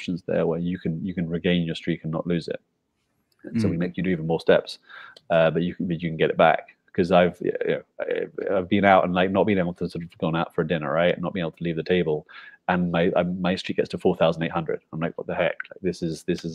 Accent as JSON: {"language": "English", "region": "London", "country": "United Kingdom", "tie": "born or raised there", "also_born_or_lived": "China / Hong Kong / Philippines", "moved": "as an adult", "lives_now": "Guatemala", "said": "I went back to the UK, so where I was born and bred in London"}